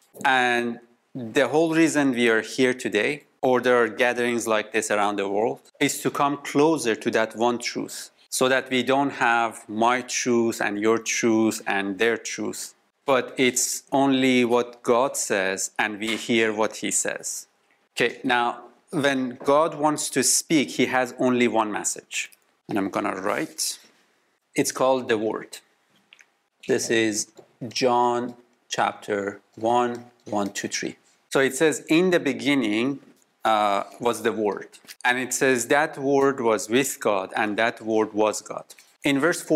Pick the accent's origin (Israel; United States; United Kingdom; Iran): Iran; now in Canada; we come from Middle East, from Iran. Now we live in Canada, and today we are in the Netherlands